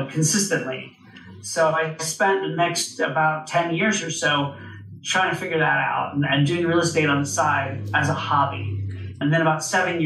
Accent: Orlando, Florida, United States; moved away as an adult; also born or lived in New York City; I grew up in Orlando, Florida, and I moved to New York City to pursue a career in theater

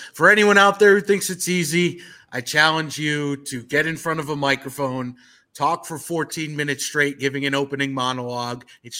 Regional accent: New York, United States; growing up in New York, where I did the heyday of the Yankees and Red Sox

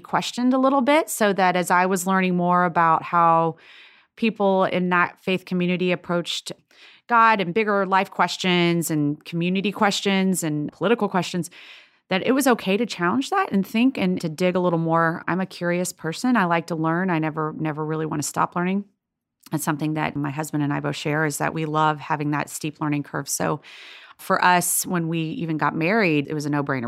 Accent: Lexington, Kentucky, United States; also born or lived in Boston; I grew up in Lexington, Kentucky, and we went to Episcopal Church there.

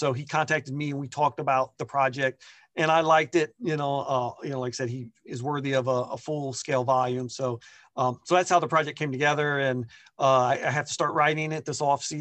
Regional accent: Columbus, Ohio, United States; growing up in Columbus

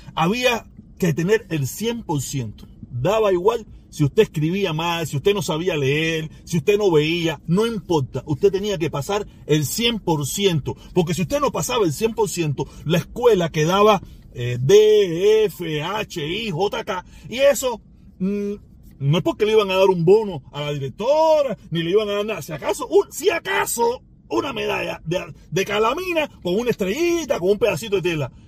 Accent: Cuba; moved away; nací en Cuba

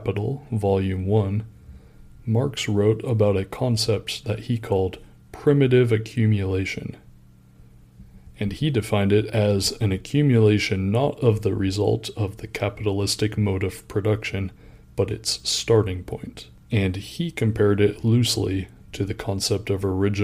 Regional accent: United States; I'm an American

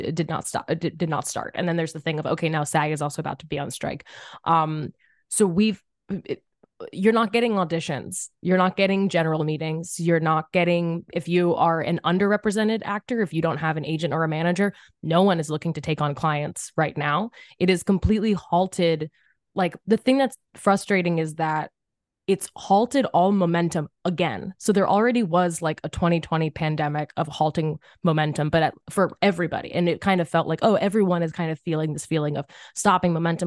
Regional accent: Philadelphia, Pennsylvania, United States; I'm from Philly, public school system

